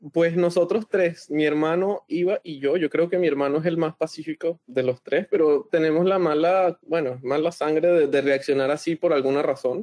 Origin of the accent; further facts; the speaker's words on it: Venezuela; now in Montreal, Canada; creciendo en Venezuela